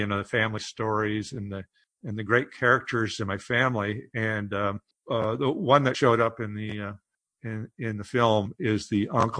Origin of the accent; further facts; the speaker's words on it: Omaha, Nebraska, United States; I'm from Omaha. My family's from Hardington, Nebraska, up in the northeast corner.